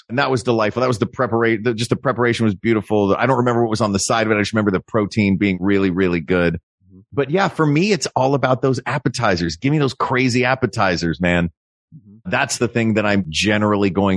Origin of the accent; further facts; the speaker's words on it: United States; as an American